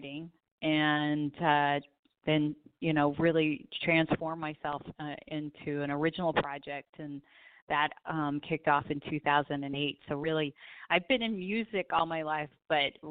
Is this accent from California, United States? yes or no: yes; Southern California, United States; I grew up in Southern California, so I am definitely a beach girl.